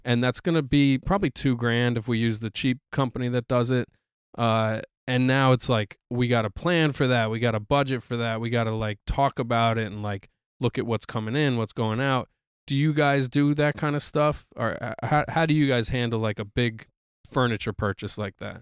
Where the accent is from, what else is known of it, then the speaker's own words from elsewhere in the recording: New York, United States; as a New Yorker